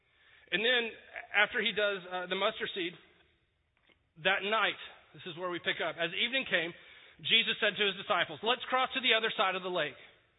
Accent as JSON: {"language": "English", "region": "Texas", "country": "United States", "said": "I'm from Texas. I'm not from here."}